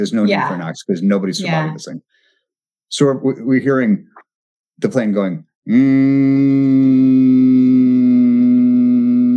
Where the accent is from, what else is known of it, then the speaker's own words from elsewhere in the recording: Seattle, Washington, United States; moved away as an adult; Seattle, my hometown